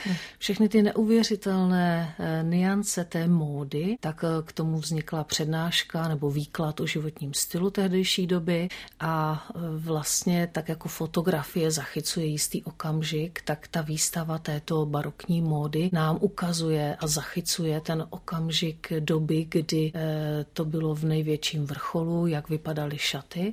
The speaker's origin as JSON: {"language": "Czech", "country": "Czechia", "also_born_or_lived": "Mexico / France / Italy", "said": "u nás v období komunismu"}